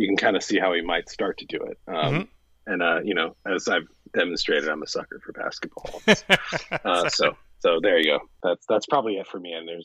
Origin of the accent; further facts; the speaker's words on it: United States; as an American